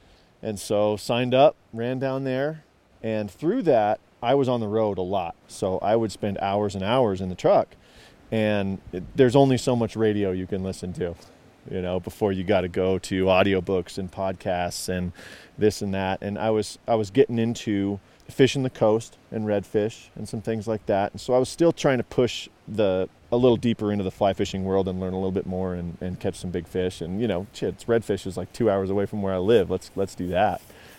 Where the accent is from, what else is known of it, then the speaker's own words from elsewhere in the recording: Casper, Wyoming, United States; Wyoming. Yep. So Casper, and we never fished the Platte very much.